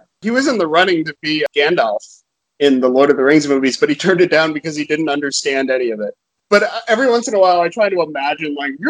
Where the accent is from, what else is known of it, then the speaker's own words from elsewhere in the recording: Okinawa, Japan; So when I was growing up in Okinawa, Japan, you used to see lots of commercials on Japanese TV that just had American stars in them for no reason.